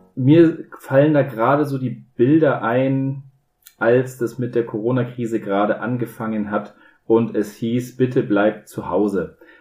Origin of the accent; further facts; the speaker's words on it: Bavaria, Germany; ich bin ja ein Bayer